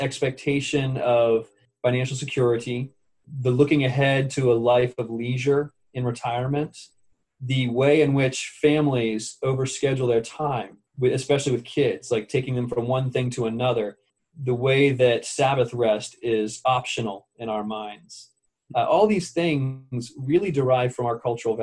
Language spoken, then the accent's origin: English; United States; I am an American